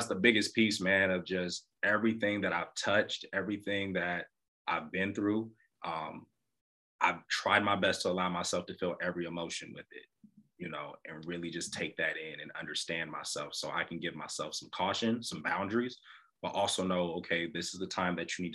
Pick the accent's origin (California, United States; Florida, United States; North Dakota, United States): California, United States; Los Angeles; born or raised there